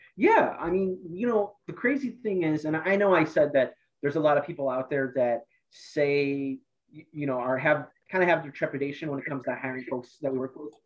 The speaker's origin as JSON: {"language": "English", "town": "Amherst", "region": "Ohio", "country": "United States", "tie": "born or raised there", "also_born_or_lived": "Akron, Ohio", "said": "I'm from the Cleveland area. I grew up in Lorain County, um, went to Amherst High School"}